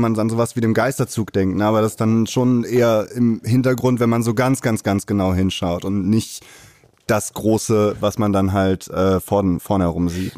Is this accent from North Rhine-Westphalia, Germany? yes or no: yes; Cologne, North Rhine-Westphalia, Germany; ich bin ein gebürtiger Kölner